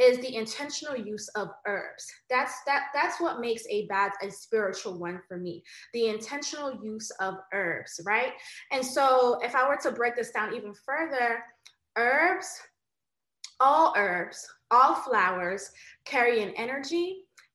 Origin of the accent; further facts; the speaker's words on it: United States; I do have Jamaican ancestry. I was born in America.